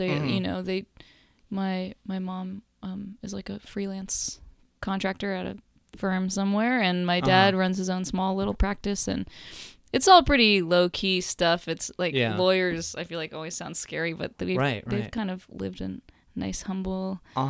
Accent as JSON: {"language": "English", "town": "Los Angeles", "region": "California", "country": "United States", "tie": "born or raised there", "said": "I grew up in LA in the Valley."}